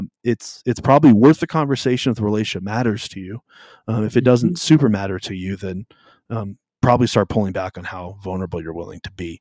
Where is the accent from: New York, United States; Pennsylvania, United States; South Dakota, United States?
South Dakota, United States; also born or lived in California; we moved from California to South Dakota when I was in the middle of fourth grade.